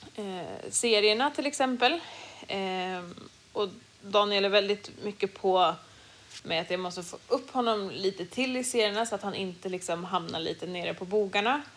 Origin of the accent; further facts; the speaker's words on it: Sweden; hemma i Sverige